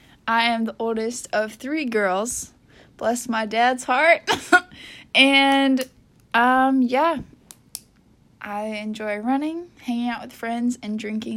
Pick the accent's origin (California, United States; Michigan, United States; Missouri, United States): Michigan, United States; we are besties from Michigan